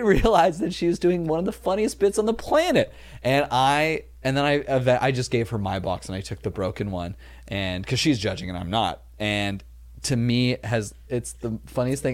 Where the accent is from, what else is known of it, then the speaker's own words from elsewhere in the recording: Los Angeles, California, United States; I grew up like in Chatsworth, California